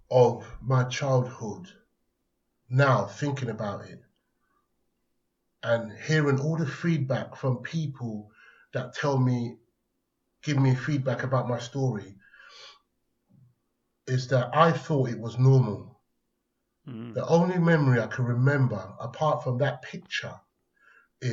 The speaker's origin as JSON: {"language": "English", "region": "London", "country": "United Kingdom", "tie": "born or raised there", "also_born_or_lived": "Islington, London", "accent": "Cockney", "said": "I grew up in Hackney"}